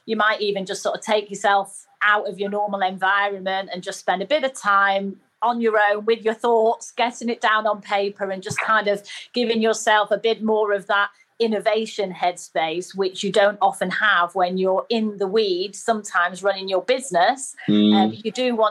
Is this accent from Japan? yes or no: no; Manchester, North West England, United Kingdom; accent: northerner; you can probably tell from my dulcet tones, I am a northerner. So I was brought up in Manchester